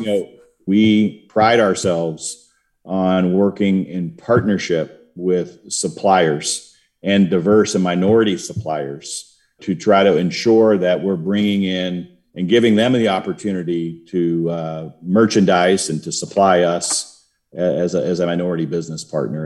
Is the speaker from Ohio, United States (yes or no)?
yes; Cincinnati, Ohio, United States; moved away as an adult; also born or lived in Warsaw, Poland; I grew up in Cincinnati, but I wound up, uh, moving nine times and coming back to Cincinnati four times